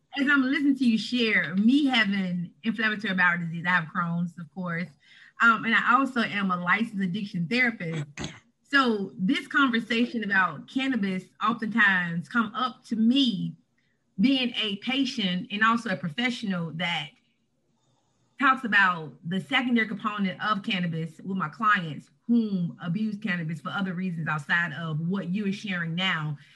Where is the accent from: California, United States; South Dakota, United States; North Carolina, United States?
North Carolina, United States; Halifax County; now in Raleigh, United States; I'm from Halifax County, North Carolina